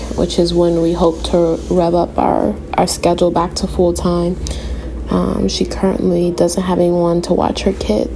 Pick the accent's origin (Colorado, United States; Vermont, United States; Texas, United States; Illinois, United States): Illinois, United States; Chicago; moved away; I was raised in Chicago, on the south side of Chicago